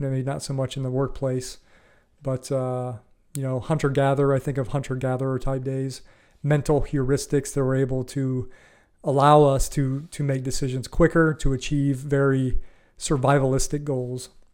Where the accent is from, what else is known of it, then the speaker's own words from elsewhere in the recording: Ohio, United States; moved away as an adult; also born or lived in Florida; I grew up in Ohio in the Midwest